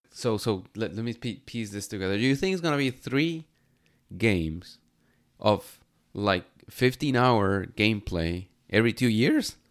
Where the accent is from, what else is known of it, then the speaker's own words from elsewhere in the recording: Mexico; moved away as an adult; now in Canada; I'm Mexican